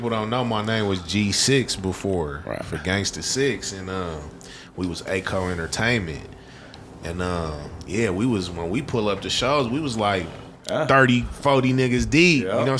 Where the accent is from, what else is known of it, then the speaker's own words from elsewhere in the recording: Denver, Colorado, United States; also born or lived in Los Angeles, California / Aurora, Colorado; I was born in L.A. Okay. And we moved here when I was hella young. We moved to Aurora first. But I was raised in Montbello, though.